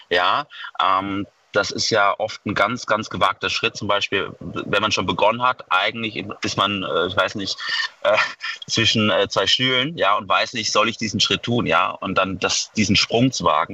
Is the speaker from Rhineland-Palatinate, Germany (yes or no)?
yes; Mainz, Rhineland-Palatinate, Germany; Ich komme aus Mainz